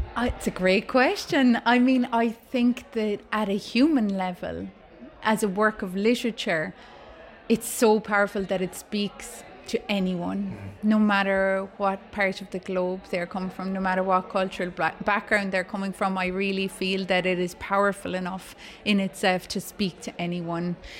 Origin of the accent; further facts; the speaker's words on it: Ireland; as an Irish writer